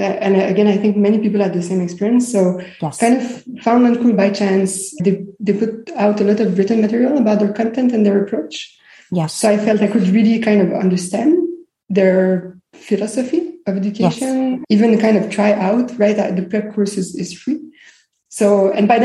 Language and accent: English; Montreal, Quebec, Canada; moved away; also born or lived in Greece / Israel; So I was born in Montreal. I'm based in Montreal now, but I spent many years living abroad. So I lived in Greece and in Israel.